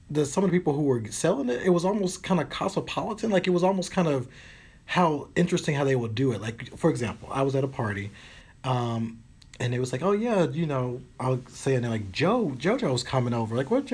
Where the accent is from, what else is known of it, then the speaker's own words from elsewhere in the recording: Tennessee, United States; I've come from I came from Tennessee where people were, you had to go on the corner or they go behind Kroger's to do it.